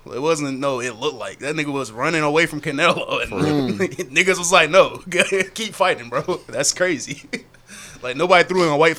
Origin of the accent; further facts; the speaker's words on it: Fayetteville, North Carolina, United States; I did say I was from Fayetteville, so when I say I was from Fayetteville